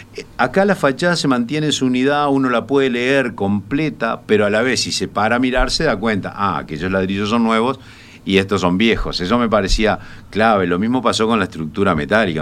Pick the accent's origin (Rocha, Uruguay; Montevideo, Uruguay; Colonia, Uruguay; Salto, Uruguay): Colonia, Uruguay; Colonia del Sacramento; yo soy coloniense. nací, en Colonia de Sacramento, así que te imaginarás que me eduqué viendo un lugar